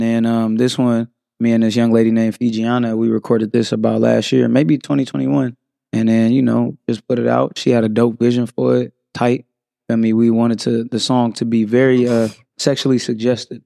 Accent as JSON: {"language": "English", "town": "San Francisco", "region": "California", "country": "United States", "tie": "born or raised there", "said": "Born and raised in San Francisco, California."}